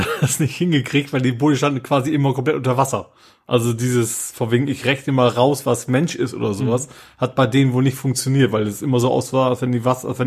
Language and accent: German; Lohne, Lower Saxony, Germany; ich gehe mal in mein Heimatdorf. Ich kann es mal nennen, das ist Lohne.